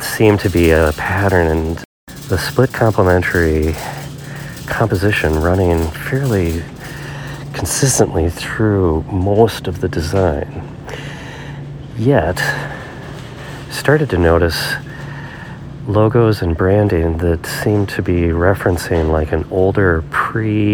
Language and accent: English; Minnesota, United States; I'm from Minnesota